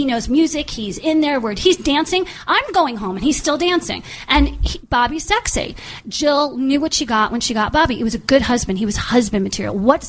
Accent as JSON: {"language": "English", "region": "East Coast", "country": "United States", "moved": "yes", "said": "I come from the East Coast."}